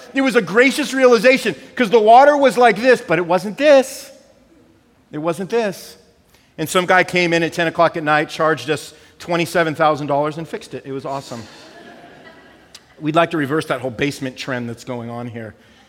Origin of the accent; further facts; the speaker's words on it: California, United States; So we came from California.